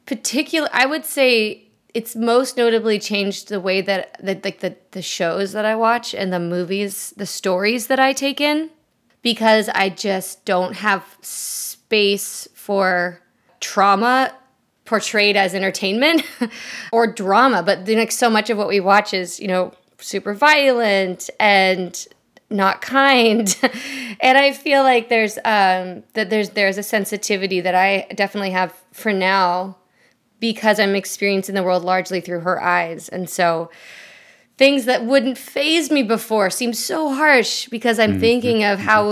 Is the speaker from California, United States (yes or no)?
yes; Southern California, United States; I grew up in the southwest part of the country, in Southern California specifically